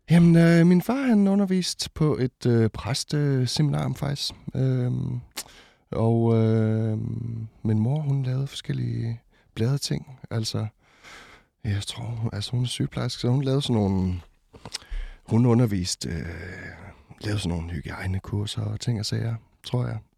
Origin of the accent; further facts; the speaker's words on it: Botswana; also born or lived in Ringkøbing, Denmark; now in Denmark; Jeg er født i Ringkøbing, ja. Øh, og, øh, men da jeg var to, så, øh, så tog mine forældre og øh, mig og mine fire søskende øh, til Botswana i det sydlige Afrika.